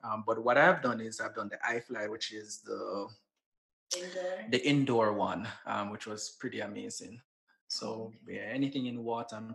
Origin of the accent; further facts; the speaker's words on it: Saint Elizabeth, Jamaica; moved away as an adult; also born or lived in Antigua / Grenada; now in Washington, D.C., United States; I'm from St. Elizabeth. So I'm very rural and country, as people would say